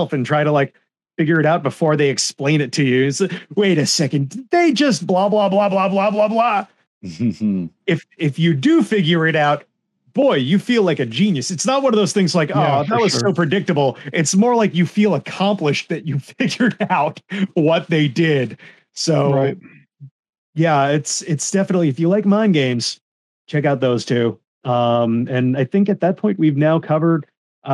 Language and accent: English; United States; Gridman, we grew up with it in America as Superhuman Samurai Cyber Squad